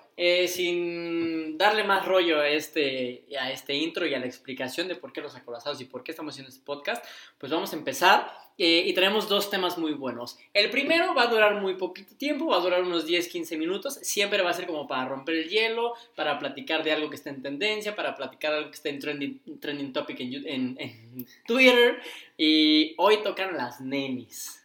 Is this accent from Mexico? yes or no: yes; Cuernavaca, Morelos, Mexico; en Cuernavaca, en la ciudad en la que hemos crecido